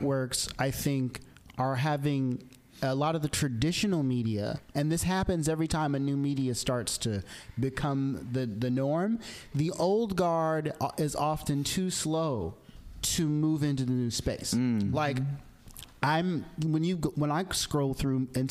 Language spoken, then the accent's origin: English; Arkansas, United States; I grew up in Arkansas